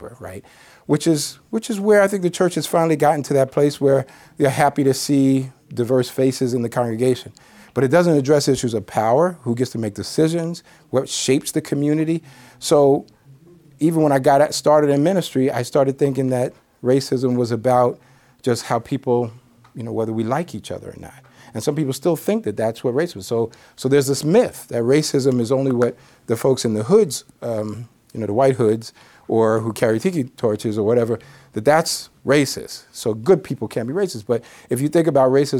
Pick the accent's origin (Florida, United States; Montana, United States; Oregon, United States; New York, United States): New York, United States; I'm a New Yorker